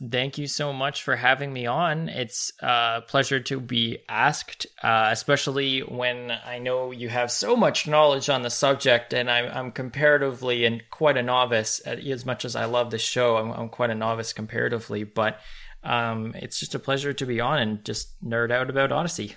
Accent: Canada; as a Canadian

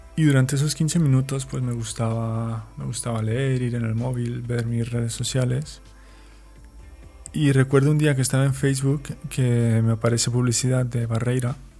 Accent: Mexico; moved away as an adult; also born or lived in Chihuahua; now in Valencia, Spain; Soy un mexicano viviendo en España

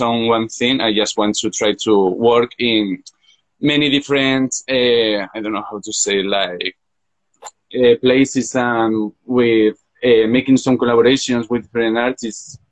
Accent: Zaragoza, Aragon, Spain; English is a second language; I'm from Zaragoza, Spain. It's a city between Madrid and Barcelona, and I have just finished my finished my degree on fashion design here in Zaragoza

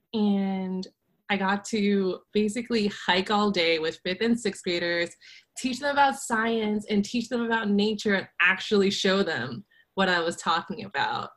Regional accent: Louisiana, United States; we're both from Louisiana

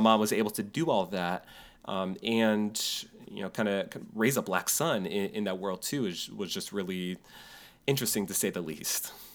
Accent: New York, United States; moved away; a friend of mine I grew up with in New York

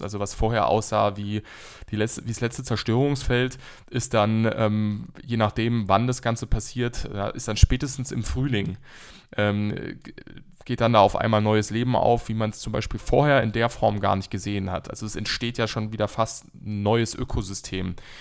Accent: Odenwald, Germany; aus der Region, wo ich herkomme, wo wir beide ja sogar herkommen

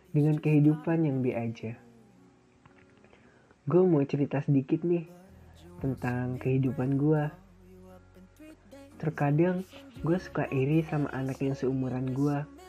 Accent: Lampung, Indonesia; born there; Gue lahir di kota kecil dengan sejuta kenangannya. Yang sering dibilang, kota gue itu kota begal, katanya. Pasti dari kalian udah tahu kan jawabannya? Yaps, Lampung jawabannya.

